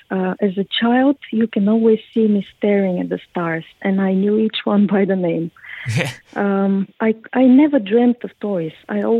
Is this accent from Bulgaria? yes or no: yes; Bulgaria; English is a second language; Well, actually, I grew up in Bulgaria during the communism, so we were not allowed to travel at all.